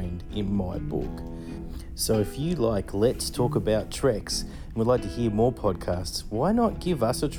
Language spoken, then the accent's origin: English; Australia; I'm from Australia